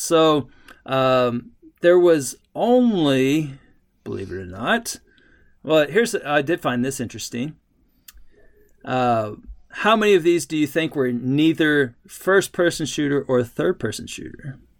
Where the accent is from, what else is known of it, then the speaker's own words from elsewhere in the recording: Texas, United States; I, I grew up in Texas